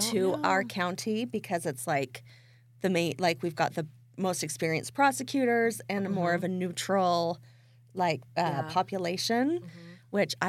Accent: Idaho, United States; born or raised there

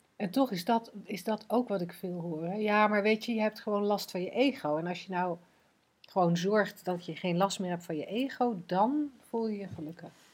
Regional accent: Netherlands; wij als Nederlanders

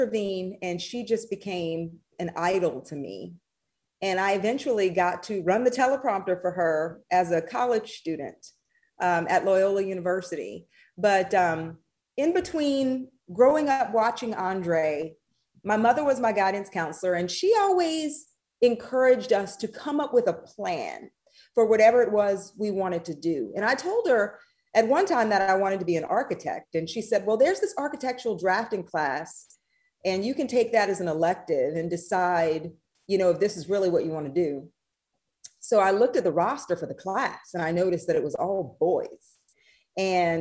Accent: Thibodaux, Louisiana, United States; moved away as an adult; also born or lived in Columbus, Mississippi; now in North Carolina, United States; I'm actually from Thibodaux

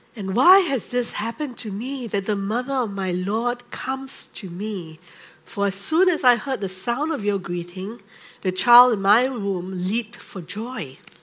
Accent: Singapore; I grew up in the Methodist Church in Singapore

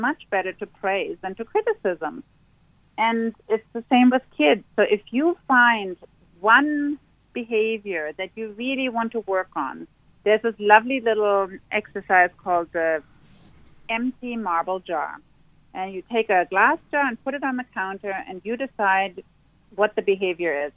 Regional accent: Berlin, Germany; now in Sydney, Australia; I grew up in Berlin where it's always raining.

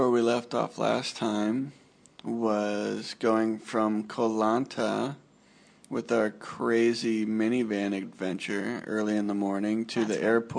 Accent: Northern California, United States; my old neighbor from back in my hometown in Northern California

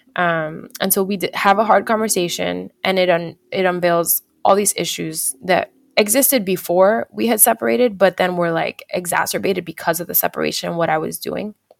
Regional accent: New Jersey, United States; moved away as an adult; now in California, United States; we end up moving to California together 'cause we're from New Jersey

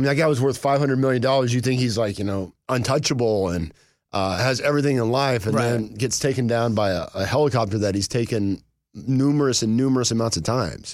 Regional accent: United States; now in Atlanta, United States; I came from Union County.

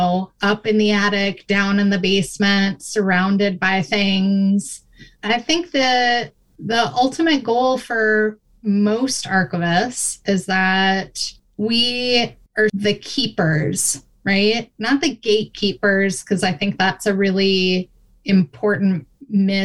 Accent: Minnesota, United States; moved away as an adult; now in Michigan, United States; I grew up in Minnesota

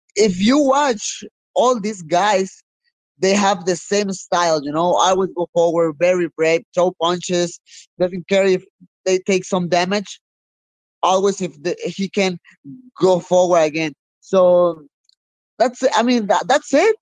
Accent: Mexico; I'm from Mexico

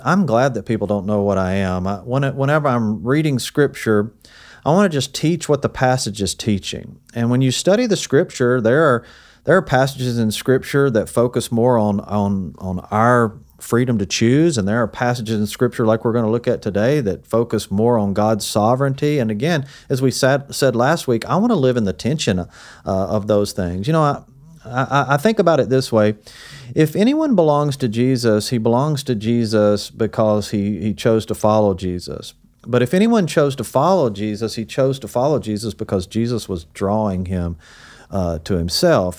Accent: the South, United States; also born or lived in Hendersonville; to come back to my hometown and serve here

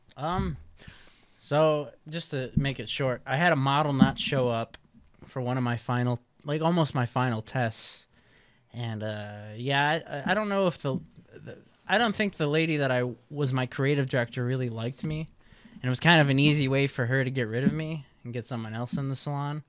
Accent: Chicago, Illinois, United States; moved away as an adult; now in West Coast, United States; I'm from Chicago, Illinois

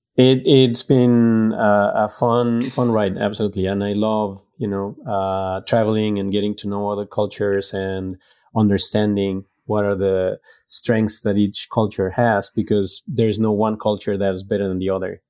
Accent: Mexico; also born or lived in France / Greece / Guatemala; now in Dallas, United States; I was born and raised in Mexico

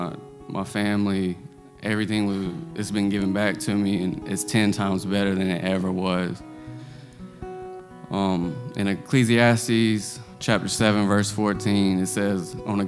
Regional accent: Greensboro, North Carolina, United States; I'm from Greensboro, North Carolina, 28 years old

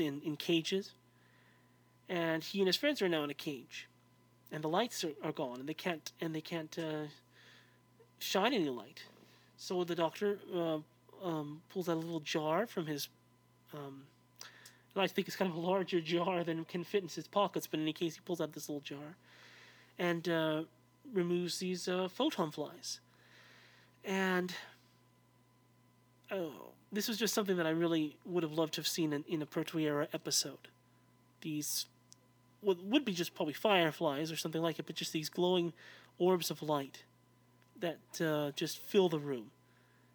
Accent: United States; I'm an American

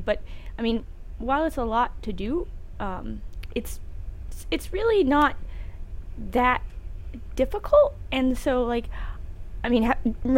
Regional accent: Tennessee, United States; we're from Tennessee. A lot of us didn't start out very well off

